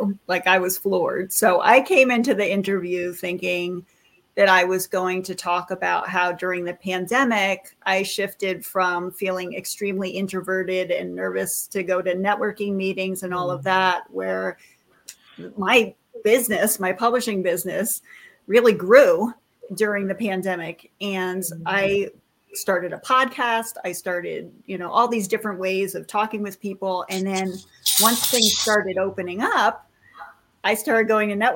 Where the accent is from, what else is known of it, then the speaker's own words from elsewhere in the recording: Hartford, Connecticut, United States; I was born in Hartford and walked around on the streets of Hartford talking to all of our neighbors